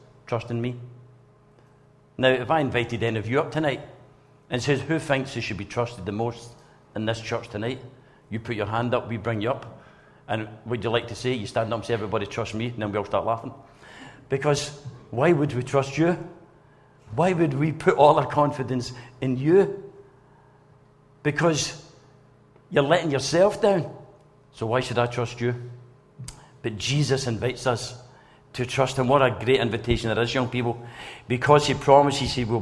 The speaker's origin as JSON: {"language": "English", "town": "Blantyre", "region": "Scotland", "country": "United Kingdom", "said": "I came from Blantyre"}